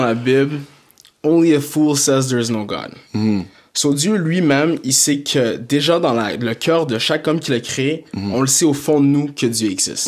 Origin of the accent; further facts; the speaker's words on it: Blainville, Quebec, Canada; also born or lived in Montreal / Saint-Jérôme / South Shore (Montreal) / Toronto; je suis né à Montréal, d'origine euh, d'origine haïtienne. haïtienne, je suis à Montréal. Euh, j'ai grandi aussi à Blainville